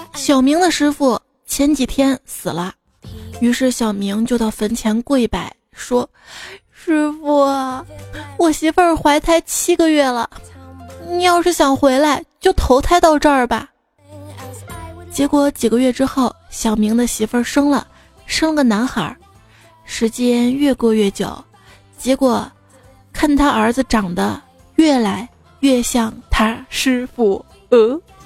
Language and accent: Chinese; China; also born or lived in Sichuan; 我们中国人